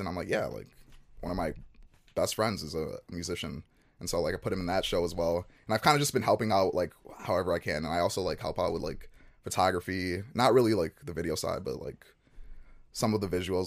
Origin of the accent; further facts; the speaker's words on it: Chicago, Illinois, United States; moved away as an adult; also born or lived in Nigeria; moved to Chicago when I was one. Um, grew up in Chicago, spent 18 years there